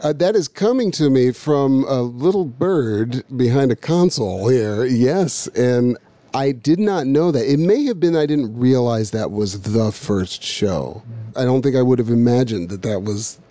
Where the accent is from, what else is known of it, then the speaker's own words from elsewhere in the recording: Berkeley, California, United States; also born or lived in Boston; I grew up in Berkeley, jazz focused guy